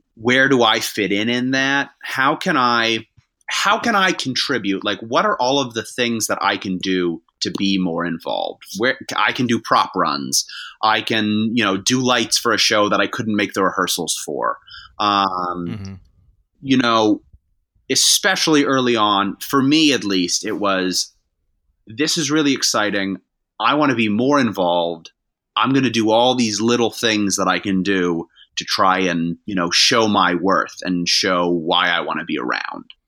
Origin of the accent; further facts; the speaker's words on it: Massachusetts, United States; I'm from Massachusetts